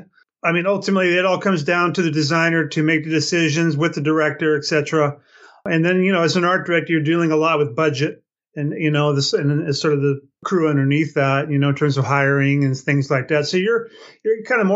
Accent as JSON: {"language": "English", "town": "Palm Springs", "region": "California", "country": "United States", "tie": "born or raised there", "also_born_or_lived": "Los Angeles", "moved": "as an adult", "said": "I grew up in the Palm Springs area. And upon leaving here about age 19, I moved to L.A."}